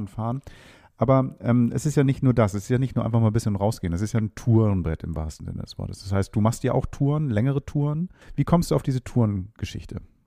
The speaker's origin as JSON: {"language": "German", "region": "Hamburg", "country": "Germany", "said": "ich jetzt als Hamburger"}